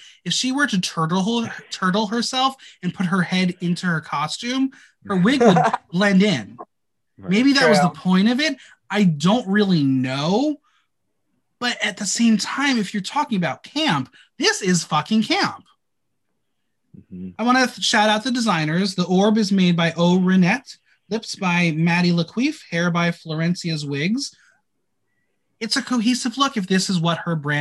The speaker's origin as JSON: {"language": "English", "country": "United States", "said": "me being American"}